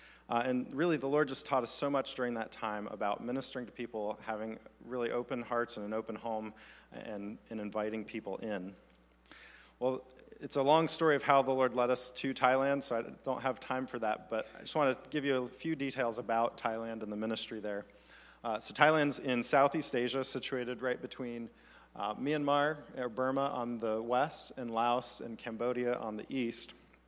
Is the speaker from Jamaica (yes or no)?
no; Côte d’Ivoire; I grew up in mostly in the Ivory Coast, West Africa.